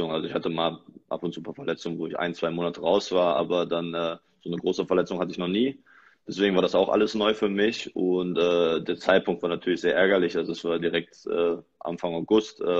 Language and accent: German; Frankfurt, Hesse, Germany; als äh, Frankfurter bestätigen.